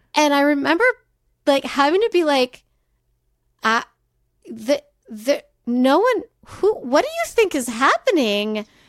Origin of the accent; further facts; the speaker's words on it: California, United States; I grew up in California